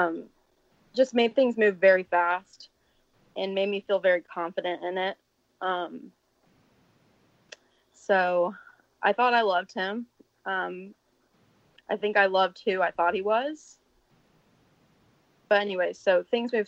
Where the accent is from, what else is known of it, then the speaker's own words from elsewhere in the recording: the South, United States; I'm from the South